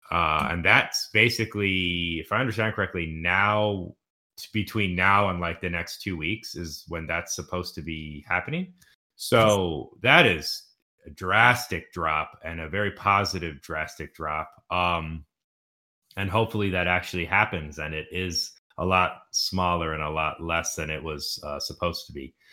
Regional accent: the South, United States; I know, like growing I growing up in the South, almost

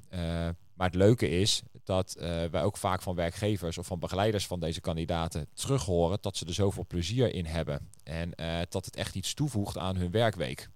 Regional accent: Netherlands; we zijn, eh, als, als Nederlanders wat dat betreft best wel een vrijgevig volk

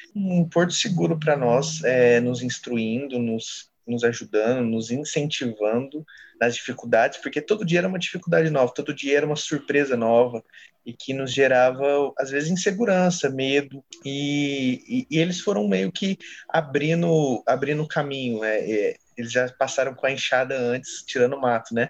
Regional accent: Franca, São Paulo, Brazil; eu sou natural de Franca, interior de São Paulo, Nordeste Paulista

